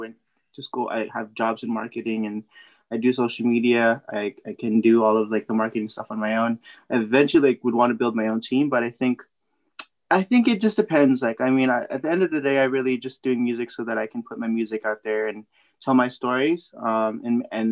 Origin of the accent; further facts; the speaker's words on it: San Jose, California, United States; I was born and raised in San Jose, California